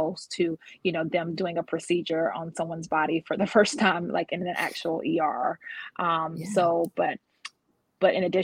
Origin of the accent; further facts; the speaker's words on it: Georgia, United States; also born or lived in North Jersey; now in Baltimore, United States; I'm a Baltimore, Maryland resident, but my background is I was born a Jersey girl. In North Jersey, and I was raised in the South, so I still consider myself a Georgia peach. Jersey girl turned Georgia peach, because I was raised in Georgia